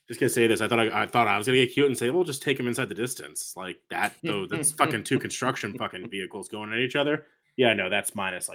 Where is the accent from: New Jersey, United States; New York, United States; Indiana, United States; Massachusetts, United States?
Massachusetts, United States; Boston; I'm an Irish guy from Boston.